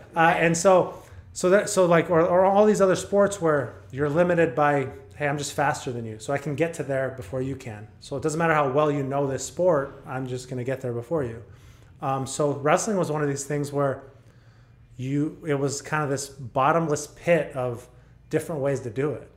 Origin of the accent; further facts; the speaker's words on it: Texas, United States; also born or lived in El Paso; I grew up in Texas